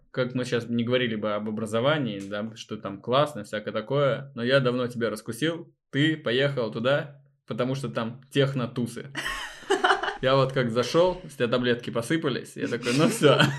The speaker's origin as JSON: {"language": "Russian", "town": "Volzhsky", "region": "Volgograd Oblast", "country": "Russia", "said": "Мы волжане."}